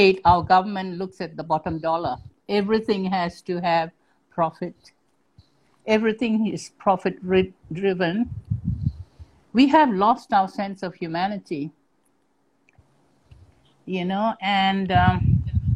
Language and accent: English; Singapore; I truly felt like a Singaporean, that I am a Singaporean.